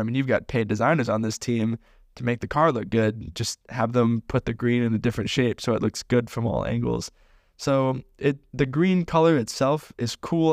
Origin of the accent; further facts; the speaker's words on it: United States; as an American